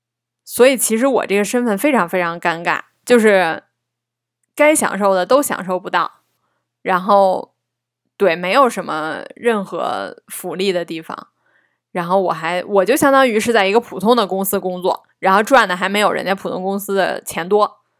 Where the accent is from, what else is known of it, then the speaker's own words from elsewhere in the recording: Beijing, China; also born or lived in Zhengzhou, Henan; 我是生在郑州的，然后长到不到六岁的时候，然后我们全家才搬来北京的。